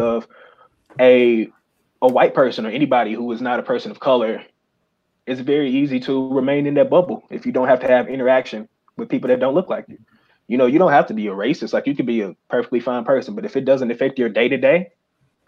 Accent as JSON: {"language": "English", "town": "Memphis", "region": "Tennessee", "country": "United States", "tie": "born or raised there", "said": "I grew up in Memphis. I went to Whitehaven High School"}